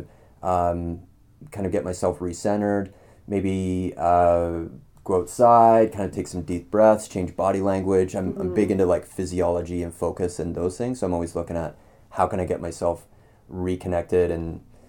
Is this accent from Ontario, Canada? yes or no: yes; Wellington, Ontario, Canada; also born or lived in Ottawa / Toronto; Right here, actually. So I'm from Wellington originally, and moved. I was in my early 20s. I moved to Ottawa for a few years and then Toronto, and found myself back here again.